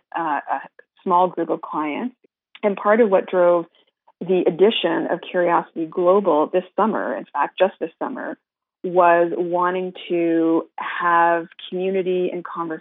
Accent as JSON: {"language": "English", "country": "Canada", "said": "as a Canadian"}